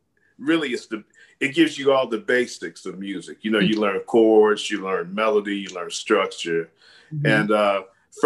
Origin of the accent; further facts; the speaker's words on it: Chicago, Illinois, United States; now in Las Vegas, United States; I'm from Chicago. I'm from Chicago